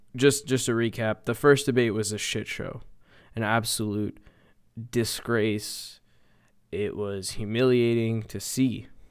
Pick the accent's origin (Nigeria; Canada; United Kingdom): Canada; as a Canadian